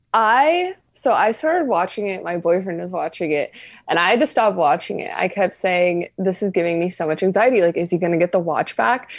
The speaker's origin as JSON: {"language": "English", "town": "Reno", "region": "Nevada", "country": "United States", "tie": "born or raised there", "said": "growing up in Reno, like, you're, I was always around the casino"}